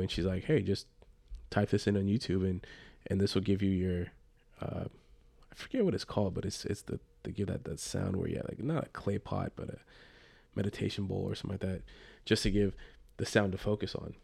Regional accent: Los Angeles, California, United States; I'm from the Los Angeles area and grew up a, a Dodger fan

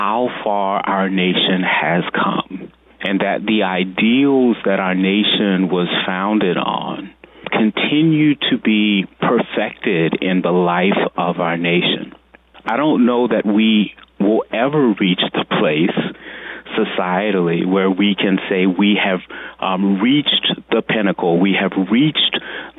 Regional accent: United States; as an American

